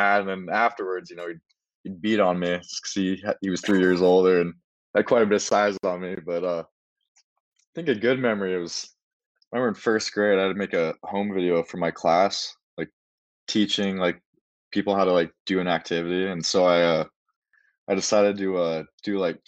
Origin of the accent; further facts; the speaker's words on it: Missoula, Montana, United States; It's home